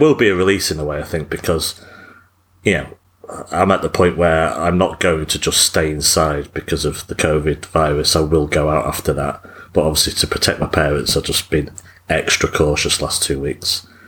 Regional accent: England, United Kingdom; as an English person

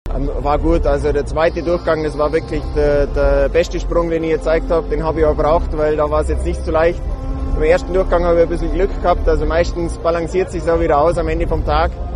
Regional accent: Oberstdorf, Bavaria, Germany; Oberstdorf ist, ist meine Heimat

